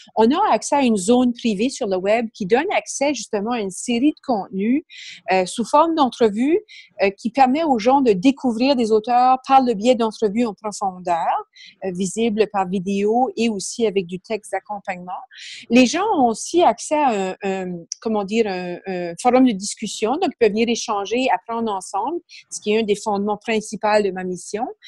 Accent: Canada; accent: Acadian; moved away as an adult; now in Quebec, Canada; pour les curieux qui vont peut-être remarquer mon accent, je suis d'origine acadienne.

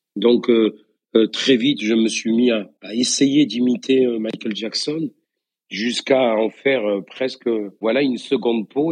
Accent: Beaucaire, Occitania, France; accent: accent du Sud; moved away as an adult; also born or lived in Tarascon; now in Paris, France; j'ai grandi dans la ville qui est de l'autre côté du pont, euh, sur Beaucaire.

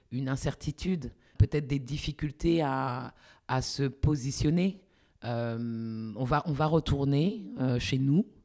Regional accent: France; je suis en France et que j'ai grandi en France.

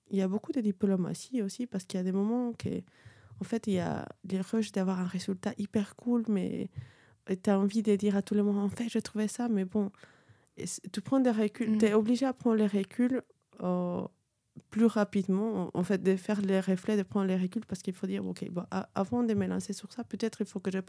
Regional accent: Peru; French is a second language; moved away as an adult; also born or lived in Cusco, Peru / Lima, Peru; now in France; viens du de Pérou, de les petits accents

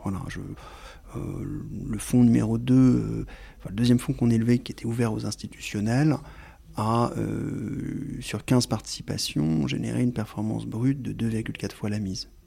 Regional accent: France; j'ai un nom, une consonance, euh, d'origine italienne, mais je suis français

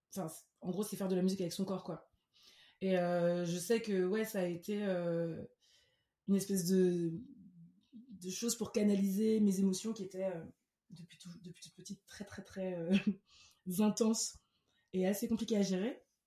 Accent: Cameroon; first language French; moved away as an adult; also born or lived in France; now in Lyon, France; J'ai grandi au Cameroun. Euh, de mes 5 à mes 18 ans, après une toute petite enfance ici en France

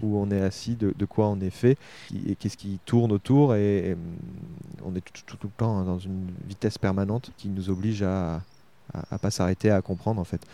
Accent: Argenton-sur-Creuse, Centre-Val de Loire, France; also born or lived in Nanterre / Tours / Bordeaux / Paris; Je suis pas né à Argenton, je suis né à Nanterre, mais j'ai vraiment grandi. J'ai fait euh, mon école maternelle, euh, mon école élémentaire, mon collège, mon lycée

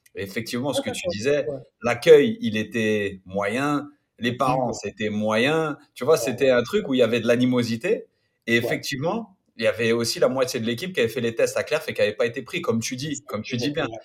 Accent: Paris, Île-de-France, France; now in Toronto, Canada; j'étais de Paris

